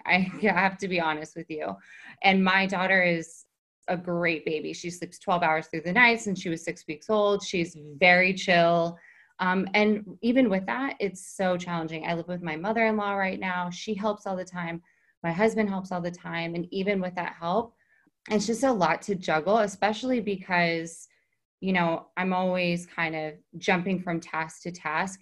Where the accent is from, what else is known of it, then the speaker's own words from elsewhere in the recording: Texas, United States; moved away as an adult; also born or lived in New York City; now in Hamptons, United States; I was in New York City for 14 years from Texas. I came up from Texas when I was 18